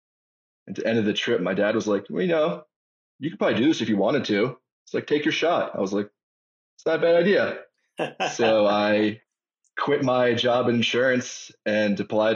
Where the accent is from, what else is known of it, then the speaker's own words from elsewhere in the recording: Harrisburg, Pennsylvania, United States; moved away as an adult; now in Colorado, United States; I'm from Harrisburg, Pennsylvania. So southeastern PA.